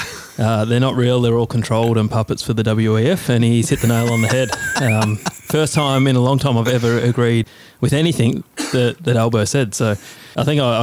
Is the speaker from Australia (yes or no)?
yes; Victoria, Australia; Well, that's a lie because we come from Victoria.